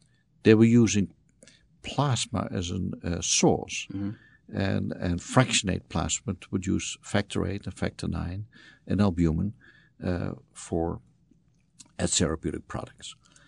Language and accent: English; Netherlands; moved away as an adult; So I was born in the Netherlands, spent my youth there, went into the Dutch Air Force at some point